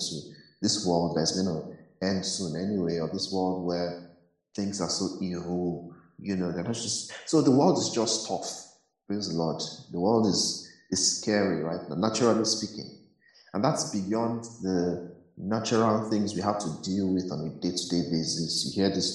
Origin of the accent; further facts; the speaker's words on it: Nigeria; growing up in Nigeria